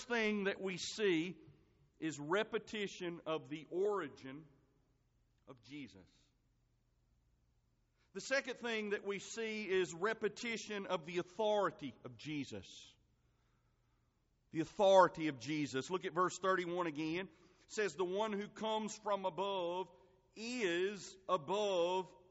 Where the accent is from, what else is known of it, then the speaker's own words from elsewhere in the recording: Marengo County, Alabama, United States; I'm from Marengo County